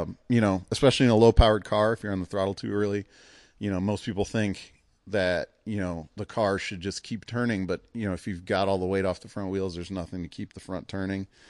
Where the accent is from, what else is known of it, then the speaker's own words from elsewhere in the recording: Cleveland, Ohio, United States; growing up in Cleveland